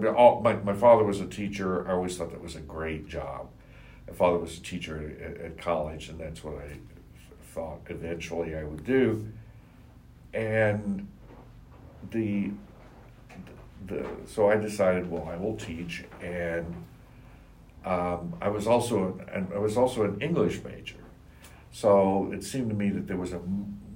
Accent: Staunton, Virginia, United States; also born or lived in Charlottesville, Virginia; he actually ended up moving to Stanton, Virginia

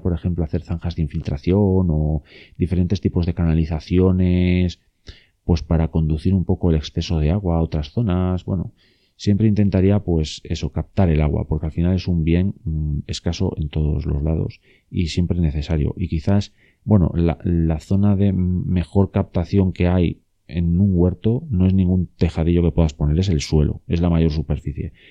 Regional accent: León, Castile and León, Spain; en León, eh, que es de donde yo soy y donde yo estoy

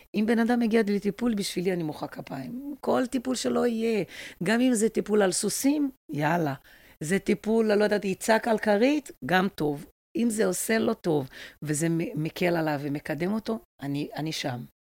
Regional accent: Brazil; now in Israel; אני גרתי בברזיל, אני ברזילאית

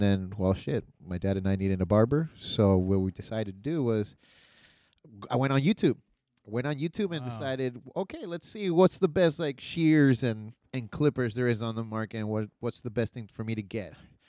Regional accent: Argentina; also born or lived in Loma Linda, California / Colorado; now in California, United States; So originally I'm from Argentina. So I'm from the real. I'm from the real down south. If you know what I mean. the real deep south.

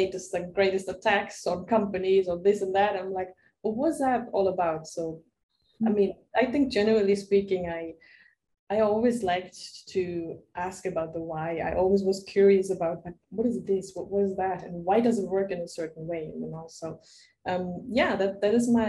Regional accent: Germany; now in Barcelona, Spain; I'm originally from Germany. Spending right now my time in Barcelona.

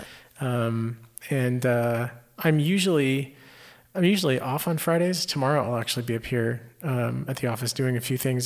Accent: Houston, Texas, United States; I grew up in the Houston area

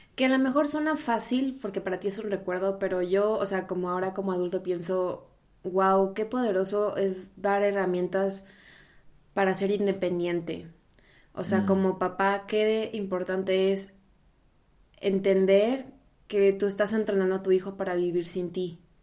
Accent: Mexico; moved away as an adult; also born or lived in Brazil; now in Berlin, Germany; yo soy mexicana, viviendo ahora en Alemania, en Berlín

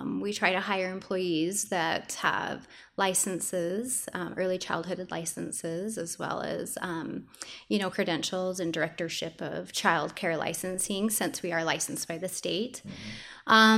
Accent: Morgan, Utah, United States; moved away as an adult; now in Pleasant View, United States; I'm from Morgan, and I had three separate preschools up there

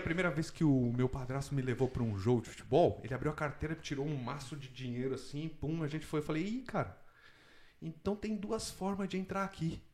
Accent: São Paulo, Brazil; moved away as an adult; also born or lived in Vancouver; now in Canada; eu sou de São Paulo, cresci, nasci cresci em São Paulo até os 30 anos de idade

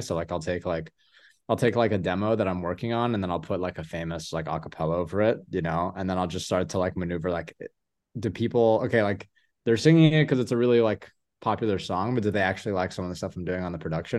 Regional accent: Louisville, Kentucky, United States; moved away as an adult; now in Los Angeles, United States; I grew up a lot of my life in Louisville, Kentucky.

